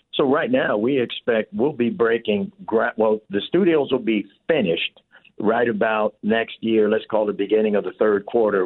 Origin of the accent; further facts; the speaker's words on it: Chicago, Illinois, United States; also born or lived in South Shore, Chicago; I'm from the South Side, so I'm from Inglewood, raised, and then I moved over to South Shore of where this is